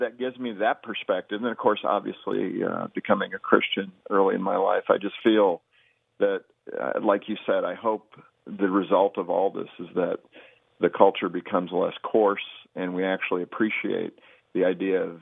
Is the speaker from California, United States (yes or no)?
yes; West Covina, California, United States; also born or lived in Long Beach, California; now in Colorado, United States; I was born in West Covina right there in Southern California, lived all over Long Beach and other spots